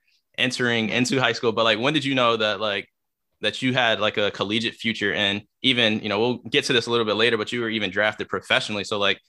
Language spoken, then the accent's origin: English; Philadelphia, Pennsylvania, United States; now in Maryland, United States; I'm from Philly, so it's not as big in Philly.